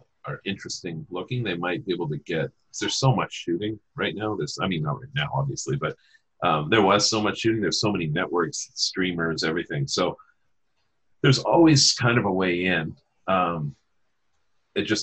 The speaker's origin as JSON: {"language": "English", "region": "Saskatchewan", "country": "Canada", "said": "I'm from Saskatchewan"}